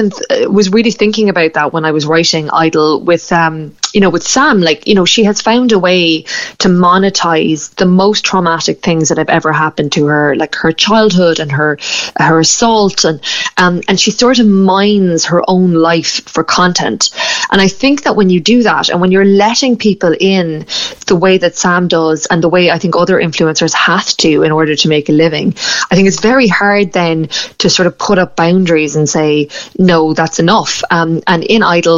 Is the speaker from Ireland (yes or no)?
yes; Ireland